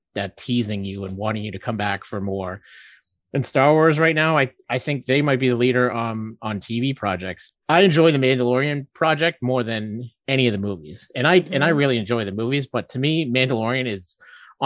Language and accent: English; Massachusetts, United States; We're from Massachusetts